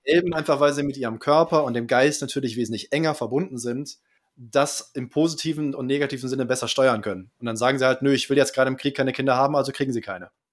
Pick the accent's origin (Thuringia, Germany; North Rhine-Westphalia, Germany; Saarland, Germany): Thuringia, Germany; Jena; ich bin aus Jena